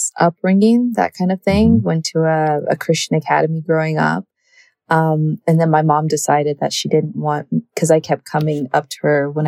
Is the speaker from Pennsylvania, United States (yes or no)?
no; Denver, Colorado, United States; born or raised there